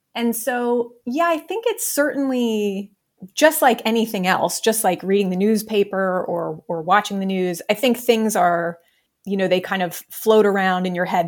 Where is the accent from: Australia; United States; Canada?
United States; Ohio; moved away as an adult; I was born and raised in Ohio